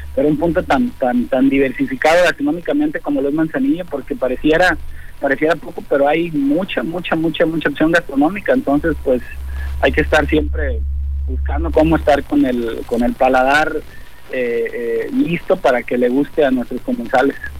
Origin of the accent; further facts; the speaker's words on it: Autlán, Jalisco, Mexico; moved away as an adult; now in Colima, Mexico; yo soy de Autlán, entonces me vine hace ya casi 28 años a, Colima a estudiar